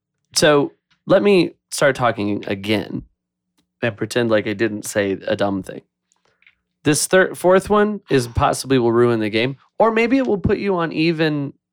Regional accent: Texas, United States; I grew up in Texas. Go figure.

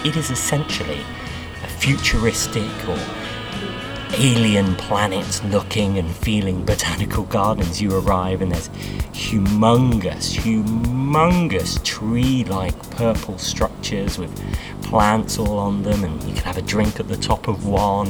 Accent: United Kingdom; being British magicians

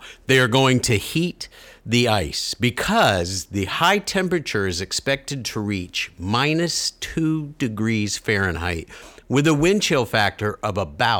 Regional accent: Florida, United States; Yeah, I'm from Florida.

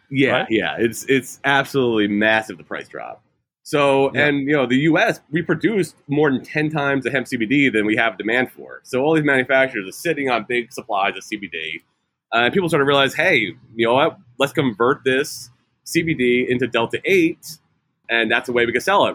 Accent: New York, United States; moved away as an adult; also born or lived in California; I'm from New York originally

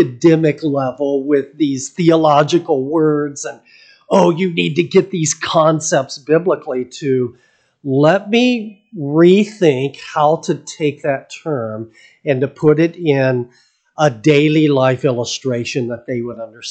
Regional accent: United States; as an American

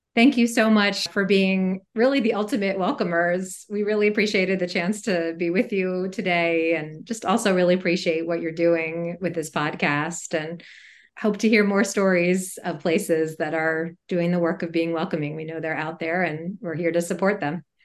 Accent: Montgomery County, Maryland, United States; also born or lived in Atlanta, Georgia; I grew up in uh, a suburb of Washington, D.C., in Montgomery County, Maryland

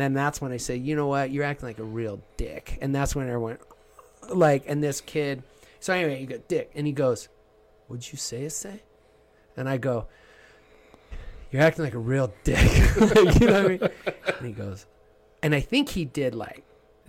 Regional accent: Southern New Mexico, United States; I grew up in Southern New Mexico

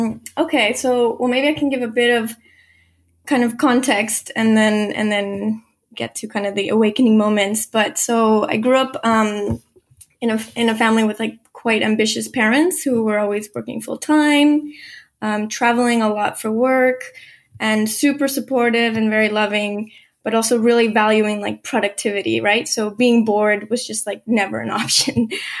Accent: Guatemala; born there; I was born in Guatemala, and, you know, I was doing a lot of salsa dancing at university

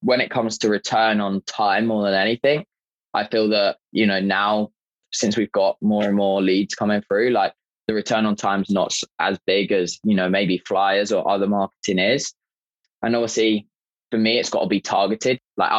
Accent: England, United Kingdom; me being British, he was Irish. I just let him honestly abuse me for about 15 minutes about being English.

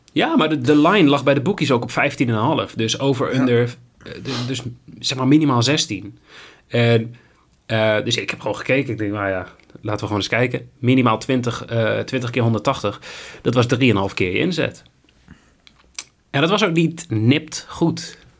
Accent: Netherlands; als Nederlanders

